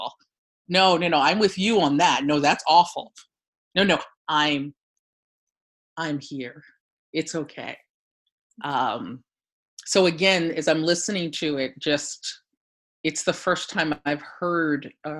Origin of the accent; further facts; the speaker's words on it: Ocean City, New Jersey, United States; now in Philadelphia, United States; growing up in Ocean City, New Jersey